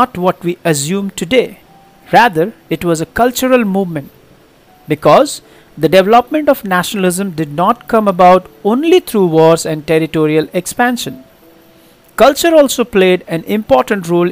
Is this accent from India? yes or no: yes; India; We just feel we are Indian